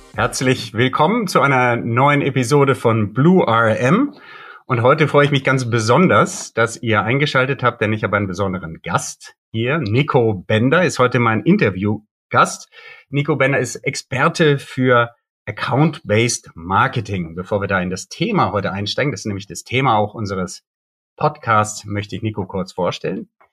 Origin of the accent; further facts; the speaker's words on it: Bonn, North Rhine-Westphalia, Germany; Und das ist auch meine Heimatstadt, aus der komme ich